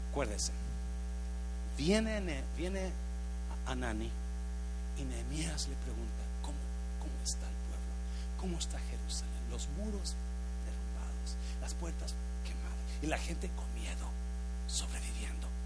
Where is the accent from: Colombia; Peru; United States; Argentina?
United States; born there; Yo nací en el United States. Yo me hice americano.